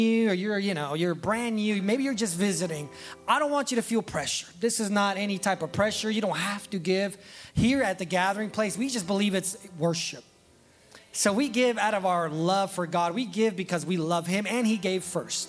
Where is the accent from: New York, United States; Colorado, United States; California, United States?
California, United States; I was born in California